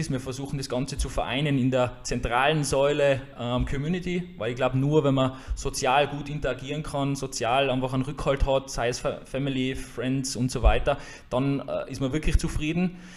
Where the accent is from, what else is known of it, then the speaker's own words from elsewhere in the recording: Jenbach, Tyrol, Austria; now in Hatting, Austria; Wo komme ich her? Ich komme äh, aus Jenbach, also eigentlich aus dem Unterland, wohne mittlerweile in Hatting, also in der Gegenrichtung.